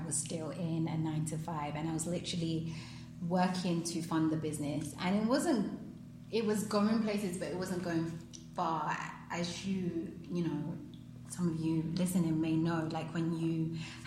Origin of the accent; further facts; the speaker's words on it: London, United Kingdom; moved away as an adult; now in Sierra Leone; I was born and raised in London